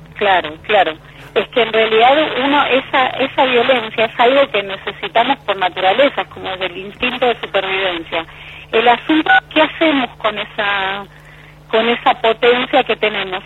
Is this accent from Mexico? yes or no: no; Buenos Aires, Argentina; moved away as an adult; now in La Pampa, Argentina; Yo soy de, la ciudad de Buenos Aires